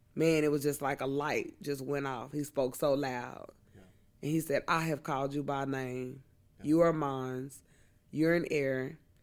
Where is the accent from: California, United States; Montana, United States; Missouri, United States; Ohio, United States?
Missouri, United States; I'm from the Show Me State